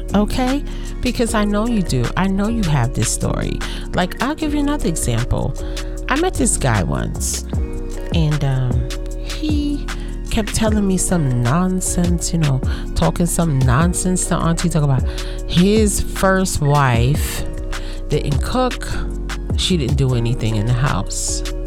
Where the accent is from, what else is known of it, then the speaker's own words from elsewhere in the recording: United States; I'm African American